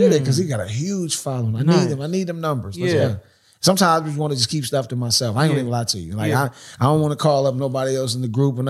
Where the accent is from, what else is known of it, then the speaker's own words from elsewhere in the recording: Queens, New York, United States; I speak the Thun language. I'm from Queensbridge, the 41st side.